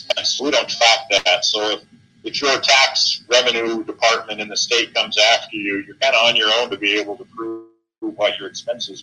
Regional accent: Southern Oregon, United States; now in Utah, United States; I grew up in Oregon, in Southern Oregon.

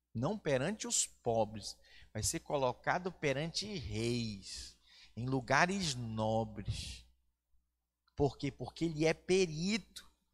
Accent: Manaus, Amazonas, Brazil; now in Vitória, Brazil; eu não sou peregrino aqui em Vitória, no estado do Espírito Santo, porque eu sou do Amazonas, de Manaus

